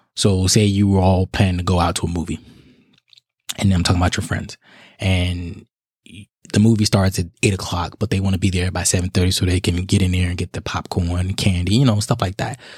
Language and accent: English; Chicago, Illinois, United States; now in South Carolina, United States; I'm in South Carolina, but my hometown is Chicago, Illinois